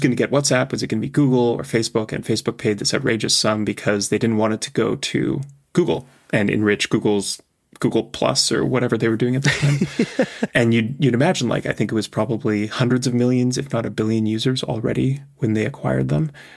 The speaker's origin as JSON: {"language": "English", "country": "Canada", "tie": "born or raised there", "also_born_or_lived": "Europe / Asia", "moved": "yes", "lives_now": "California, United States", "said": "I grew up in Canada, I've lived in Europe, I've lived in Asia, I now live in California"}